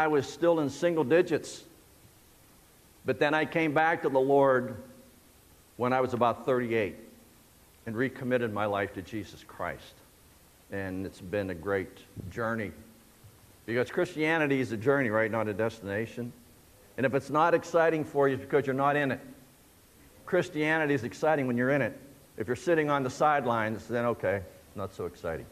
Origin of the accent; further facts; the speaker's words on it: Shenango Valley, Pennsylvania, United States; I was born and raised in the Shenango Valley